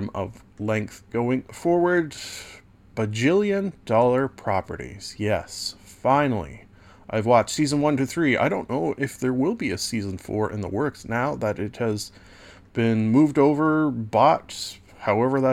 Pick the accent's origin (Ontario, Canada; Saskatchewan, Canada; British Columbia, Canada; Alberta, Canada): Ontario, Canada; Southern; as a Southern Ontario resident